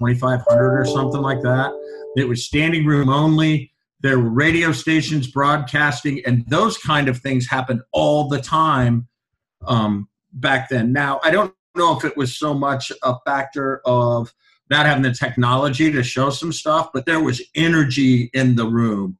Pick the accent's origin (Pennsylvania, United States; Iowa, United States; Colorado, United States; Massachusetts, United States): Iowa, United States; Iowa City; moved away; growing up in Iowa City